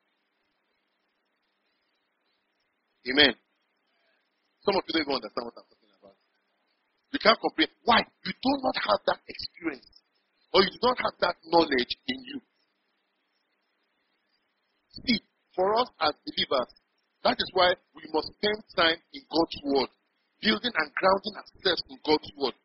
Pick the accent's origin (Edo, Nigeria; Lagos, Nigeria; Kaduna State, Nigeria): Kaduna State, Nigeria; Kaduna; moved away as an adult; also born or lived in Kebbi State; now in Port Harcourt, Nigeria; I was born and raised in Kaduna